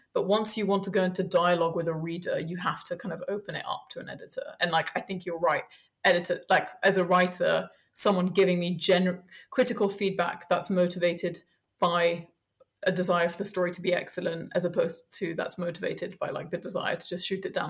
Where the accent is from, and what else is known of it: Paris, Île-de-France, France; born or raised there; also born or lived in United States / Colombia / Belgium / Germany; now in London, United Kingdom